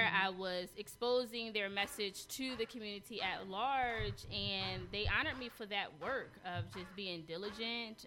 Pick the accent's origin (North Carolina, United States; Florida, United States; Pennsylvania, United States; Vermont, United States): Pennsylvania, United States; Philadelphia; also born or lived in Atlanta, Georgia